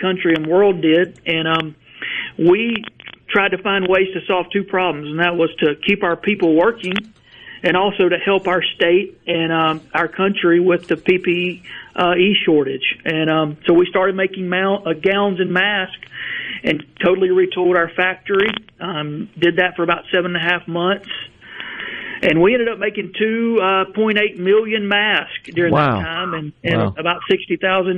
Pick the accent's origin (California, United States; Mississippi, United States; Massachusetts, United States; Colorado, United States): Mississippi, United States; Verona; I grew up in Verona, just outside of Tupelo, and my factory is about 12 miles from the house I grew up